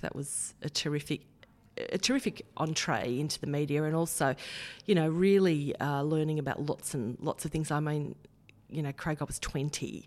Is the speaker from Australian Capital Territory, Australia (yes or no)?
no; Heddon Greta, New South Wales, Australia; also born or lived in Kurri Kurri; Grew up in Head and Greeter.